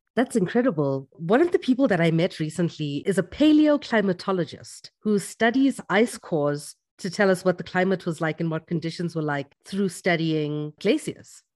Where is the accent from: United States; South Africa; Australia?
South Africa; growing up in South Africa